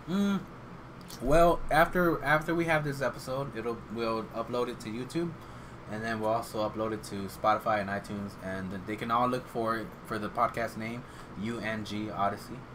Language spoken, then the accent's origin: English; Iowa, United States; now in Dallas-Fort Worth, United States; I grew up in Iowa